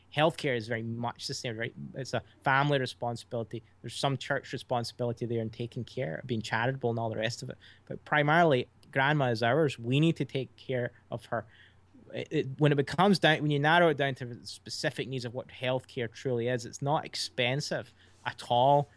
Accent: Scotland, United Kingdom; moved away as an adult; now in United States

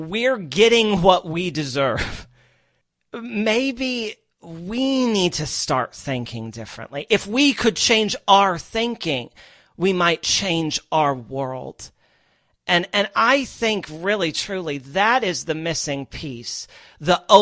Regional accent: Midwest, United States; moved away as an adult; also born or lived in Los Angeles / New York; I grew up in the middle of the country. I grew up in the Midwest

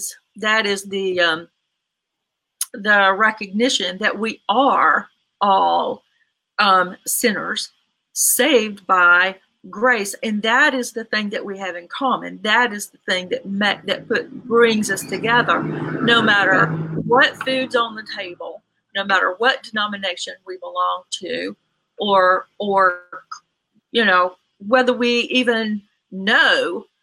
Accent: Virginia, United States; moved away; also born or lived in Tennessee / Texas / Mississippi / Alabama; I'm from Virginia, and I live in Virginia right now. And I've lived in Tennessee, Texas, Mississippi, Alabama, Georgia, and South Carolina, and Pennsylvania for a while.

